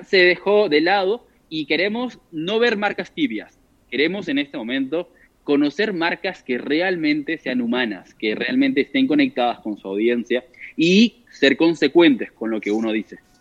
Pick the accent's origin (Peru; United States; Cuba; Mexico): Peru; yo soy de Perú